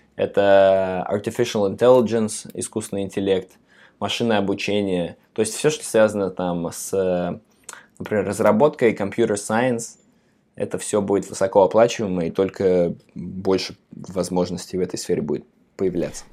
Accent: Samara, Samara Oblast, Russia; moved away as an adult; now in New York, United States

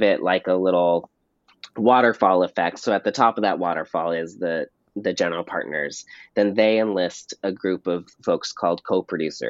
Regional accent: Pasadena, California, United States; in my hometown of Pasadena, California

